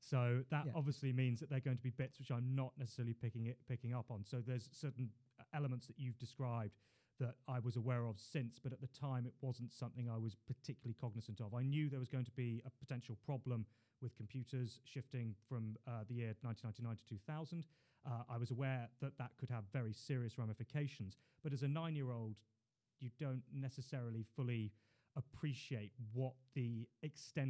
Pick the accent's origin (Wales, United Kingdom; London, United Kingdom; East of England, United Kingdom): London, United Kingdom; also born or lived in Hull / China; I was born in Queen Mary's Hospital, grew up in Putney, went to school locally